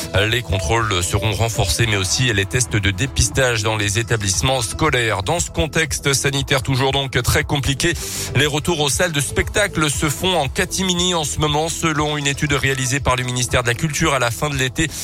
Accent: France; Chez nous en France

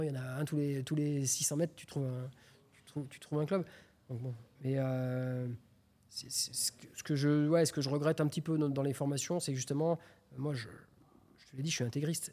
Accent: Clermont-Ferrand, Auvergne-Rhône-Alpes, France; je suis de Clermont-Ferrand

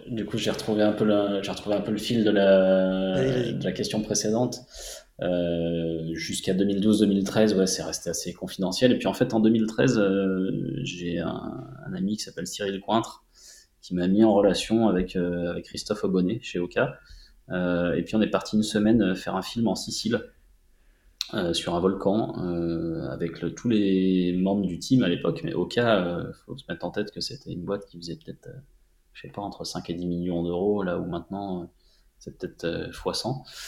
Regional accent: Montélimar, Auvergne-Rhône-Alpes, France; moved away as an adult; now in Annecy, France; j'ai grandi à Montélimar

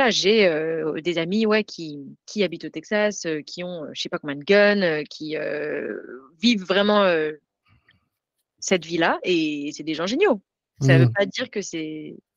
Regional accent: Grenoble, Auvergne-Rhône-Alpes, France; now in United States; je viens de Grenoble, je

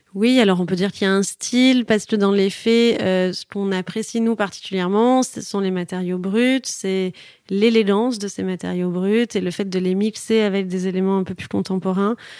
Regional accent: Toulouse, Occitania, France; moved away; also born or lived in Paris / Marseille; je suis toulousaine

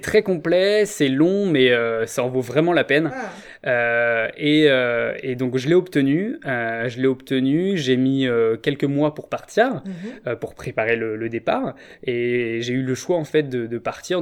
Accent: Rennes, Brittany, France; moved away; also born or lived in Paris region / Montreal; ma ville natale, Rennes

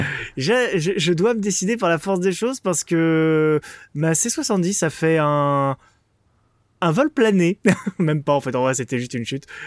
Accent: France; Je suis français.

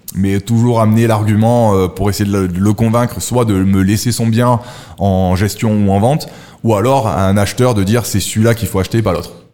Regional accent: Monaco; also born or lived in Nice; Je suis monégasque

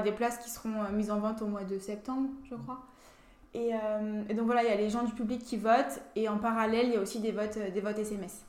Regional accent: Lorraine, Grand Est, France; also born or lived in Saint-Vallier, Burgundy; je suis venue, euh, je suis venue en Lorraine

